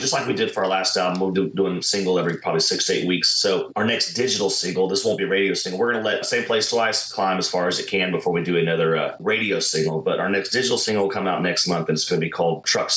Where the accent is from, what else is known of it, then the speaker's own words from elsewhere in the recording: Texas, United States; also born or lived in Nashville; I'm from Texas